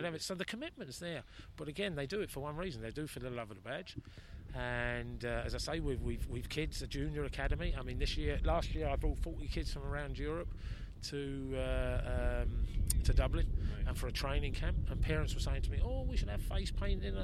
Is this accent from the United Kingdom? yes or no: yes; England, United Kingdom; now in Ireland; as an Englishman